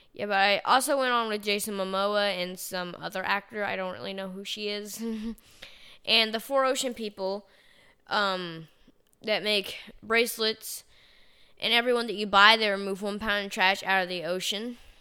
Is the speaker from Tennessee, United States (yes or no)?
yes; Chattanooga, Tennessee, United States; I was from Chattanooga, Tennessee